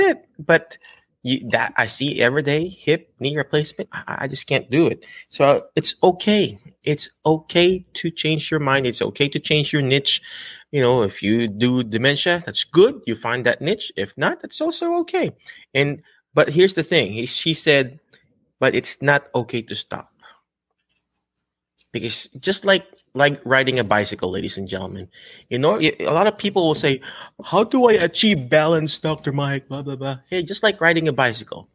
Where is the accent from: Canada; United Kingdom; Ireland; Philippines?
Philippines; accent: Filipino; English is a second language; now in United States; I'm Filipino